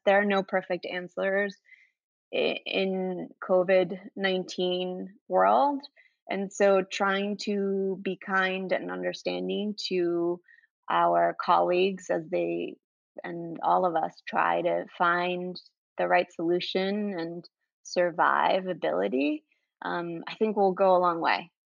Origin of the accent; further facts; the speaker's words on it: Venezuela; moved away; I'm originally from South America, um, Venezuela